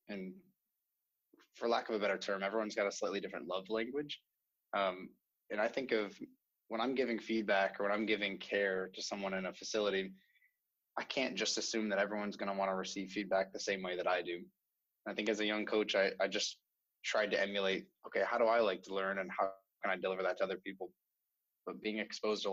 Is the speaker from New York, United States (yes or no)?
yes; New York, United States; moved away as an adult; now in California, United States; I grew up on the East Coast in New York